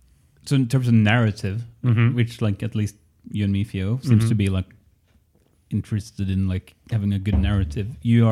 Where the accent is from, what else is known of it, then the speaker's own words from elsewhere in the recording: Norway; English is a second language; There's 15,000 people living in my home city.